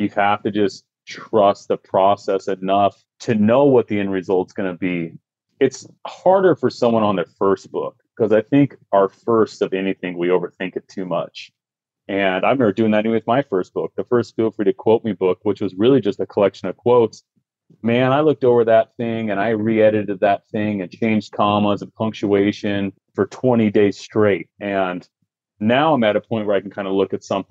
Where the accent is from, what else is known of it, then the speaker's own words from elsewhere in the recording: Utah, United States; I grew up in Utah. I grew up in a small mountain town